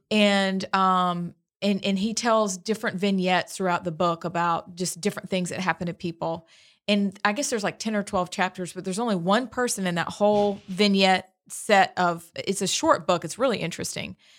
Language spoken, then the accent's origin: English; Pennsylvania, United States; now in Alabama, United States; I'm from Pennsylvania.